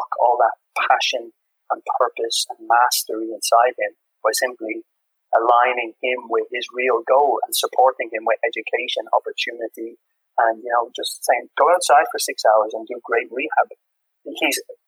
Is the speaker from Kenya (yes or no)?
no; Dublin, Ireland; also born or lived in England; now in Copenhagen, Denmark; I have this experience of growing up in Ireland, working in England